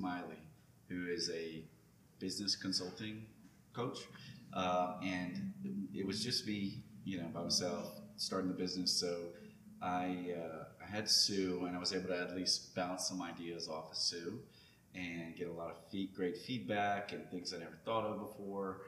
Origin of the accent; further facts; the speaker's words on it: Lafayette, Louisiana, United States; moved away as an adult; now in Baton Rouge, United States; I'm from Lafayette